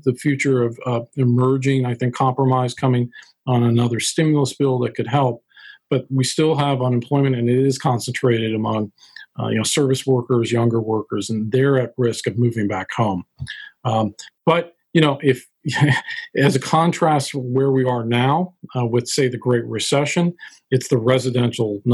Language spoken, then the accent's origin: English; Dayton, Ohio, United States; I grew up in Dayton, Ohio